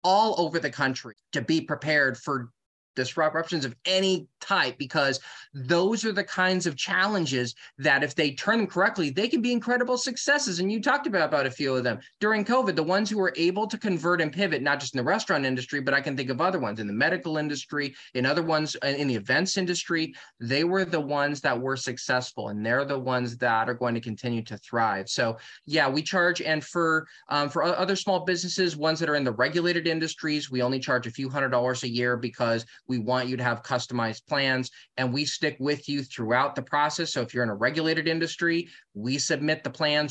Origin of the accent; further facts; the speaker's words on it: California, United States; I'm from California